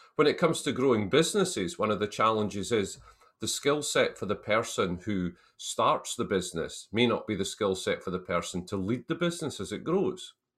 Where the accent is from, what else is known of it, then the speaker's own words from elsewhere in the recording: Selkirk, Scotland, United Kingdom; I was brought up in the Scottish borders town of Selkirk, which is a town of about five thousand, six thousand people, about forty miles south of Edinburgh